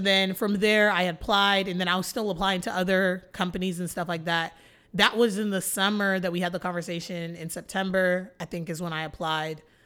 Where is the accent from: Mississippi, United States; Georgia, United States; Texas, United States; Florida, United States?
Texas, United States; Flower Mound; I grew up born and raised in Flower Mound, Texas